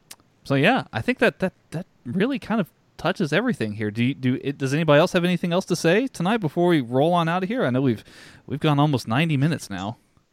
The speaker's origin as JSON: {"language": "English", "country": "United States", "said": "As an American, it can be, you don't have that geographic attachment."}